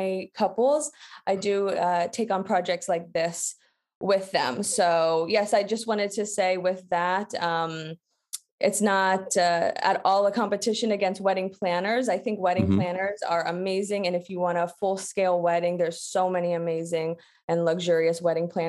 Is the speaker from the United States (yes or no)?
yes; United States; moved away as an adult; also born or lived in Atlanta, Georgia; now in Paris, France; I am an American wedding photographer, but I'm based now in Paris. I've been here for almost 2 years now.